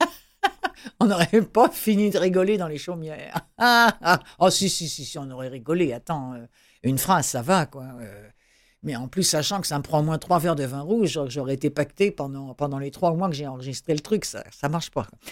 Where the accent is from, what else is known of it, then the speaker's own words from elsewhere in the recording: Quebec, Canada; on est chez nous au Québec